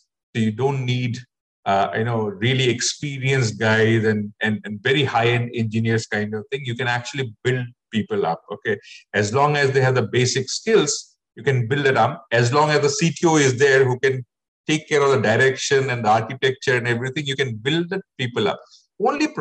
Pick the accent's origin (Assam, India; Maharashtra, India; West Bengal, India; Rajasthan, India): Assam, India; I'm also from Assam originally